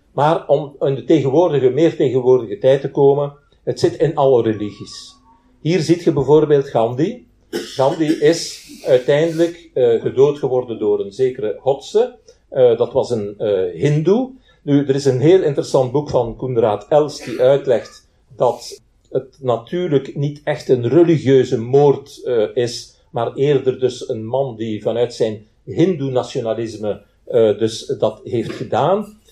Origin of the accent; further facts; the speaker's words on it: Belgium; bij ons in Zaventem en in, eh, en in Brussel